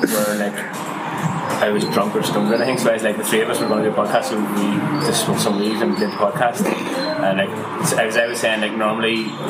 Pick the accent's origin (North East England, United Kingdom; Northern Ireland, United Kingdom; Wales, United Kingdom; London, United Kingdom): Northern Ireland, United Kingdom; Belfast; now in Cork, Ireland; So I live in Cork, but we're up from Belfast.